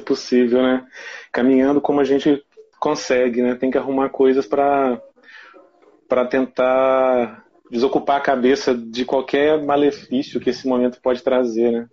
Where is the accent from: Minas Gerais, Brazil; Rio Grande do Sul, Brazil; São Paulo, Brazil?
Minas Gerais, Brazil; Ervália; sou de Ervalha, né, que é pertinho de Viçosa aqui, é uma cidade bem pequenininha